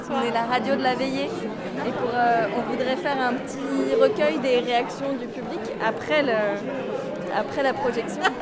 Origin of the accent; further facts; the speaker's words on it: Chailles, Centre-Val de Loire, France; Moi je viens de Chaille, c'est au sud de Blois.